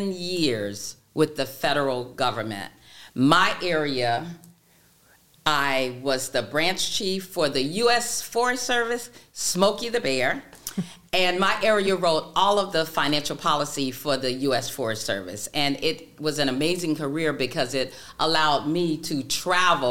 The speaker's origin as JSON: {"language": "English", "town": "Daytona Beach", "region": "Florida", "country": "United States", "tie": "born or raised there", "said": "I am born and raised in Daytona Beach, Florida."}